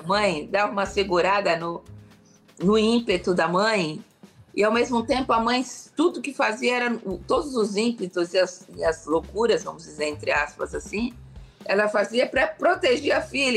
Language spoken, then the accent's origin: Portuguese; Brazil; sou brasileira